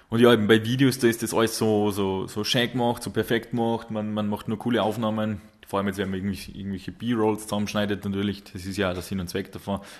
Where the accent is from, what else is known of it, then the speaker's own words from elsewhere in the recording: Salzburg, Austria; Wobei für uns als, als Salzburger, wir dürfen da die, die nahe Grenze, sage ich jetzt noch nicht so als, als Ausland äh, bezeichnen.